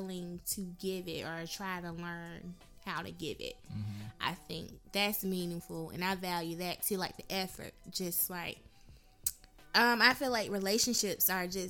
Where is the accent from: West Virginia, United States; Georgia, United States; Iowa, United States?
Georgia, United States; Macon; moved away as an adult; now in Atlanta, United States; I'm from Macon, Georgia